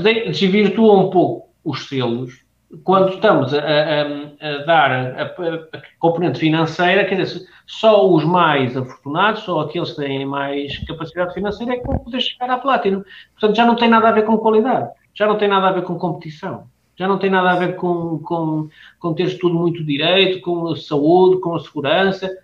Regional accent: Porto, Norte, Portugal; como somos daqui

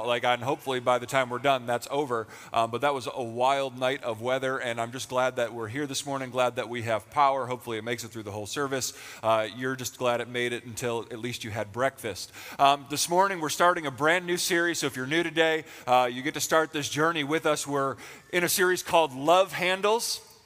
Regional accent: Western New York, United States; moved away as an adult; now in Pennsylvania, United States; We actually got married and moved to Pennsylvania. We're from Western New York

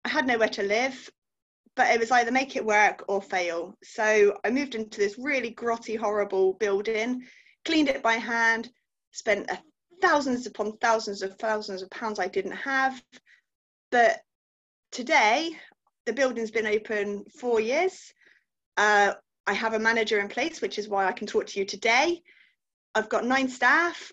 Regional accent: Gloucester, South West England, United Kingdom; I'm from Gloucester in the UK.

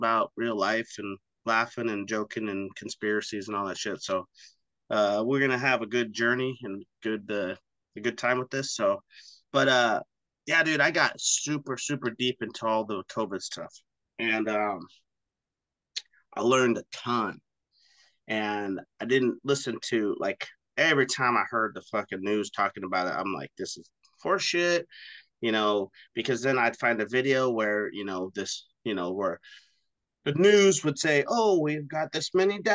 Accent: Oregon, United States; here in Oregon when I was a kid

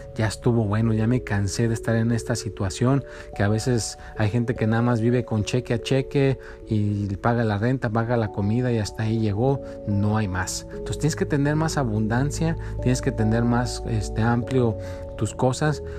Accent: Mexico; now in United States; yo soy de México, por eso digo México

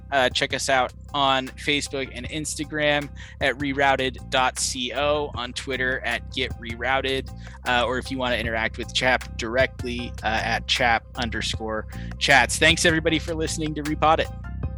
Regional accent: Pacific Northwest, United States; I, I grew up in the Pacific Northwest

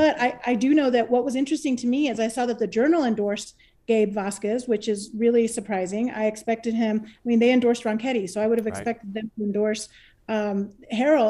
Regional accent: New Mexico's 2nd congressional district, United States; also born or lived in Albuquerque, New Mexico; I am now in CD2, which is weird to be in the same district as my hometown

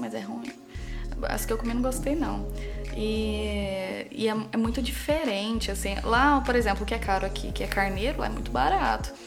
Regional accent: Brazil; moved away as an adult; also born or lived in Newcastle; eu sou brasileira

